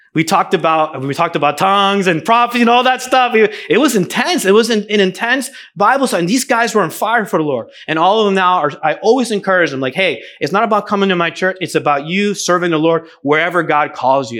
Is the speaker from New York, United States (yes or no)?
no; New Jersey, United States; also born or lived in Venezuela; the church that I grew up going to in New Jersey